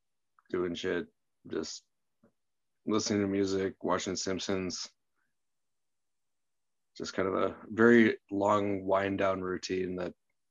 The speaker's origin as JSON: {"language": "English", "town": "Grafton", "region": "Wisconsin", "country": "United States", "said": "I don't really like that I'm from Grafton. But, yeah, I would like to consider myself more Milwaukee, but it's just not true."}